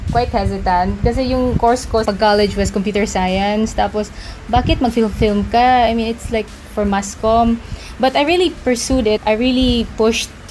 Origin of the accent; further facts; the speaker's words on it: Tacloban, Eastern Visayas, Philippines; moved away; I'm from Tacloban.